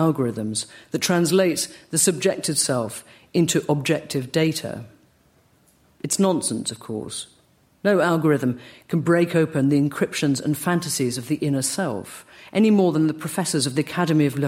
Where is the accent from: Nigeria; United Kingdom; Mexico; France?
United Kingdom; accent: British; my British accent